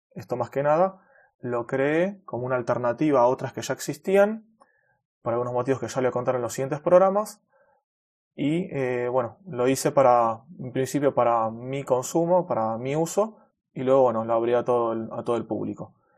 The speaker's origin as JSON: {"language": "Spanish", "region": "Buenos Aires", "country": "Argentina", "said": "Soy de Argentina, de Buenos Aires"}